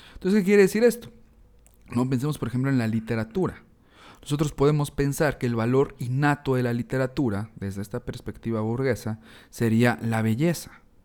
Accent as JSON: {"language": "Spanish", "country": "Mexico", "said": "reflexionándonos como mexicanos, eh, reflexionando nuestra identidad"}